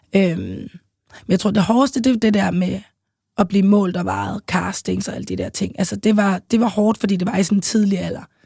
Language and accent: Danish; Copenhagen, Capital Region of Denmark, Denmark; also born or lived in St. Croix; jeg voksede op i København K, øh, nærmest lige på Kongens Nytorv